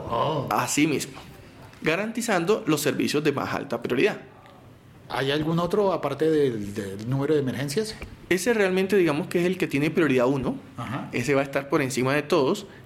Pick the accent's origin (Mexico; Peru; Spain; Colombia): Colombia; Barranquilla, Atlántico; born there; Yo nací en Barranquilla